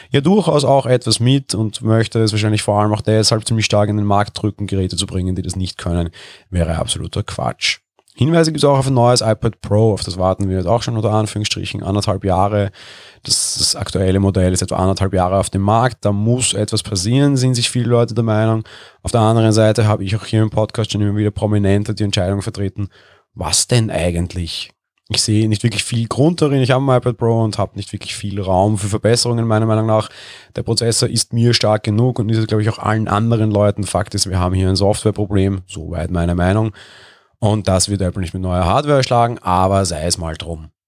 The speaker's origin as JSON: {"language": "German", "region": "Vienna", "country": "Austria", "said": "ich bin Wiener, ich sehe jeden Tag in der Wiener Innenstadt tausende Touristen gefühlt"}